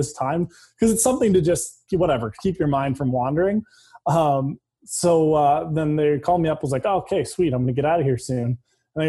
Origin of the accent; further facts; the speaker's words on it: London, Ontario, Canada; I grew up in London, Ontario, played hockey my whole life there.